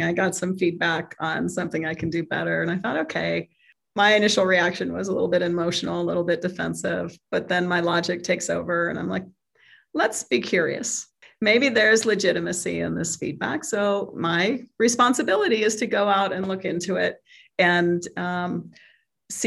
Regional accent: San Jose, California, United States; moved away as an adult; now in Denver, United States; I grew up in California in the 70s and 80s

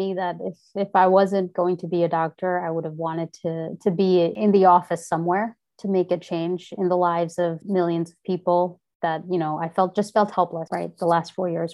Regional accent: India; moved away; growing up in India

